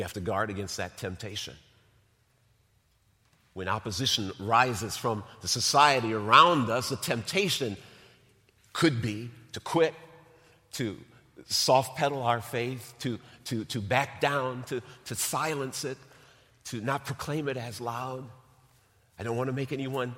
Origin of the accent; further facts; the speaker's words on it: North Chicago, Illinois, United States; I grew up in North Chicago, grew up in Lake County